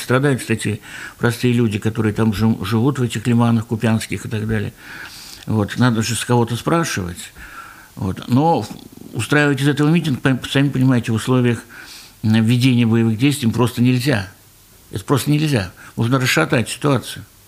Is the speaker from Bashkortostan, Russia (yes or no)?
yes; Ufa, Bashkortostan, Russia; мы вот из Башкирии, из Уфы